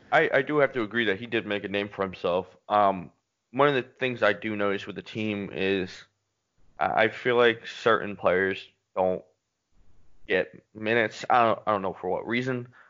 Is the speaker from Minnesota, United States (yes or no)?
no; Philadelphia, Pennsylvania, United States; my hometown